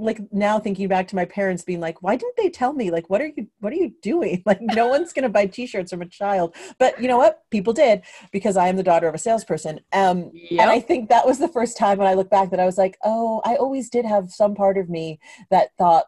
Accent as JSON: {"language": "English", "town": "New York City", "region": "New York", "country": "United States", "tie": "born or raised there", "said": "I grew up in New York City, and I always tell people, like, people always say, like, what's that like? And I'm like, well, it's like growing up anywhere else. You think that your town is the way everyone else lives, even though your town might be like Brooklyn, New York, right?"}